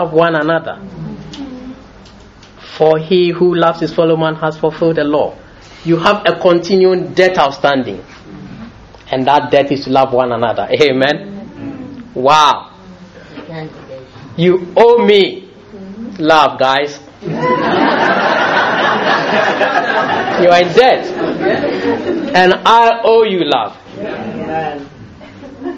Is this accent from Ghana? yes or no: yes; Ghana; moved away as an adult; now in United Kingdom; I was born in Britain, raised in Ghana, but I got to Britain